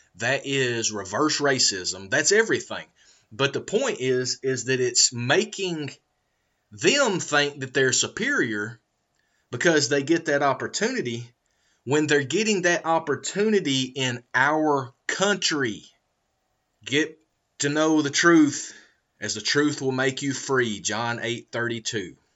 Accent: United States; I was discriminated against for being an American in America

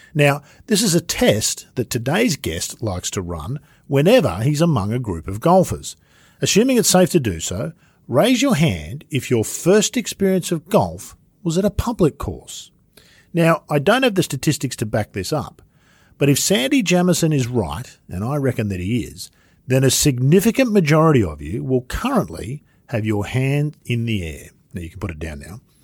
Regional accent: Sydney, New South Wales, Australia; We used to run around down in the bush behind our place where I grew up in North, North Sydney

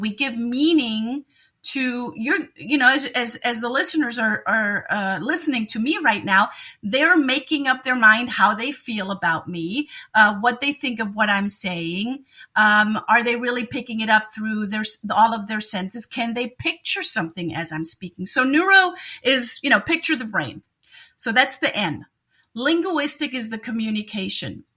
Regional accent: Germany; moved away as an adult; also born or lived in Munich, Germany; now in Cleveland, United States; I am originally from Germany, so German by birth

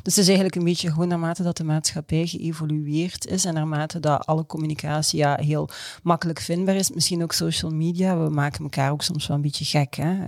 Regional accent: Belgium; als Belg

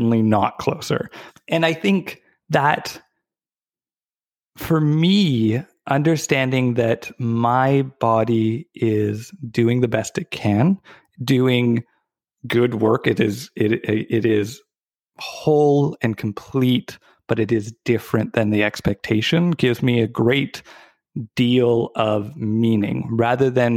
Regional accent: Victoria, British Columbia, Canada; also born or lived in Vancouver; So I was born and raised in Victoria

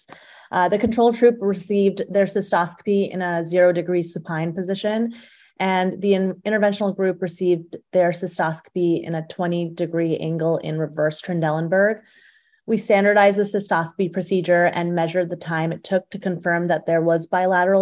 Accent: Phoenix, Arizona, United States; also born or lived in Tucson, Arizona / Chicago, Illinois; now in Scottsdale, United States; I am from Phoenix, Arizona, originally.

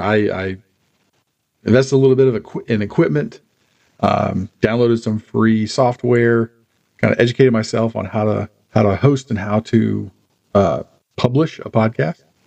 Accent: Charlotte, North Carolina, United States; now in Harrisburg, United States; I was born and raised in Charlotte

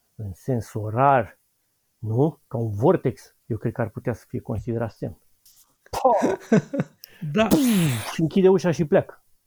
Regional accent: Bucharest, Romania; În București, sunt bucureștean

